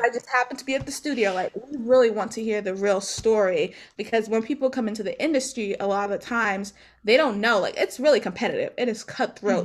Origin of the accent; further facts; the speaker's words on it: Maryland, United States; I'm from Maryland. So Maryland is not a musical ci-, state. It's, where I'm from is not a musical city as well.